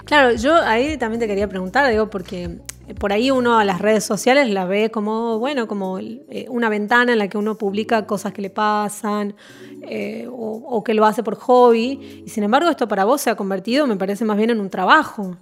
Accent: Tucumán, Argentina

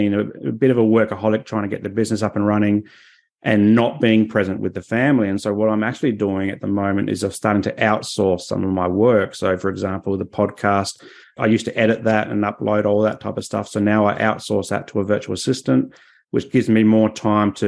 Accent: Adelaide, South Australia, Australia; now in Sunshine Coast, Australia; I grew up in Adelaide

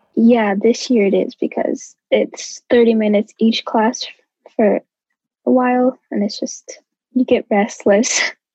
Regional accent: St. Paul, Minnesota, United States; I am from St. Paul

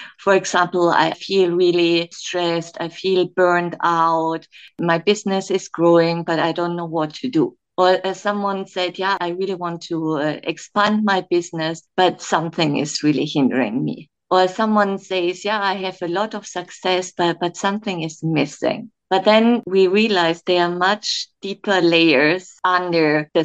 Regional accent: Germany; moved away as an adult; also born or lived in Kenya; now in Dubai, United Arab Emirates; I'm originally from Germany

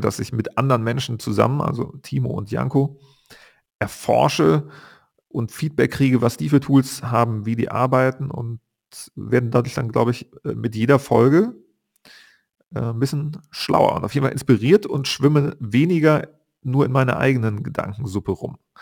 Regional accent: Bonn, North Rhine-Westphalia, Germany; moved away; seitdem ich meine Heimatstadt Bonn verlassen habe

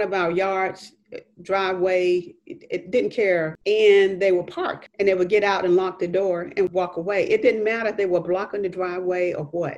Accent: Athens, Georgia, United States; I was born and raised in Linnentown.

